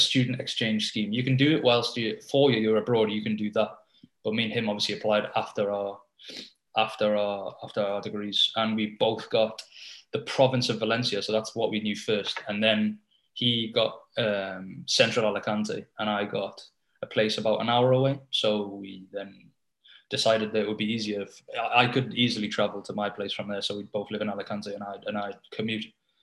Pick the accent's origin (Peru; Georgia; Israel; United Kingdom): United Kingdom; Sunderland, North East England; moved away as an adult; also born or lived in Spain; I'm from Sunderland.